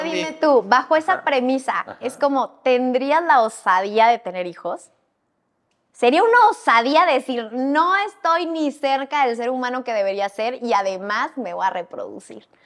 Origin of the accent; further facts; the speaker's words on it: northern Mexico, Mexico; como niña norteña, criada en provincia